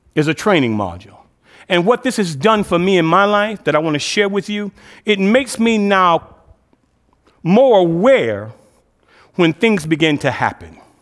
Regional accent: Cleveland, Ohio, United States; I'm originally from Cleveland, um, was the sixth child of two-parent home in the inner city of Cleveland.

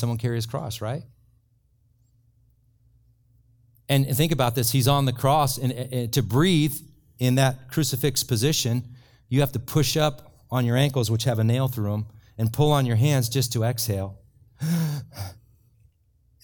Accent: Ireland; I'm from Ireland

